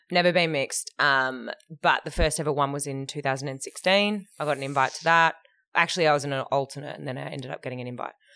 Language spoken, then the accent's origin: English; Perth, Western Australia, Australia; I grew up in Hillary's